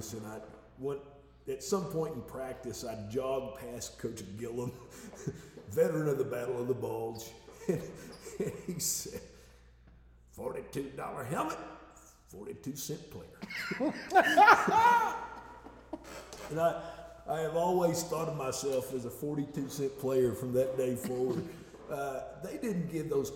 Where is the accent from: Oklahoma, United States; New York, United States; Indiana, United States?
Oklahoma, United States; Duncan; also born or lived in Ardmore, Oklahoma; we moved from Duncan, Oklahoma to Ardmore, Oklahoma